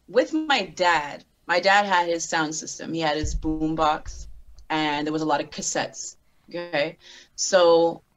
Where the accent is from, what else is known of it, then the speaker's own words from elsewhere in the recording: Montreal, Quebec, Canada; also born or lived in Ontario; I was raised here. I came when I was like 2 months old